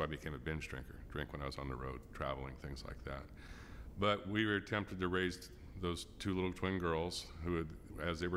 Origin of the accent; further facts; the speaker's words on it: Fresno, California, United States; I was born in 1961 in Fresno, California. I lived in a typical family, had a happy childhood